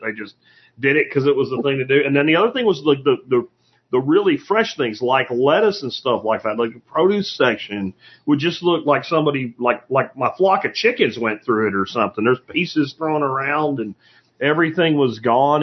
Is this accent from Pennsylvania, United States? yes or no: yes; Pennsylvania, United States; now in Fort Worth, United States; I grew up in Pennsylvania